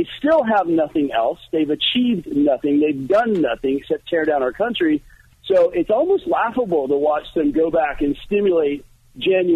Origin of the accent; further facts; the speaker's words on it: California, United States; I'm a Californian